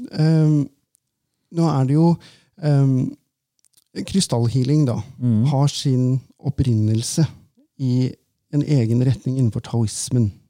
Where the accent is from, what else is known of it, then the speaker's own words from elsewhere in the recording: Valdres, Innlandet, Norway; når jeg vokste opp da, i Valdres